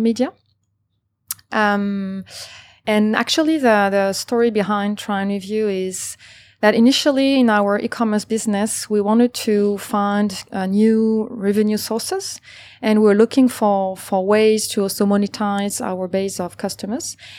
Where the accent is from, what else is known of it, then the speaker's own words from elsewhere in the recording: Paris, Île-de-France, France; moved away as an adult; now in Singapore; I was born and raised in Paris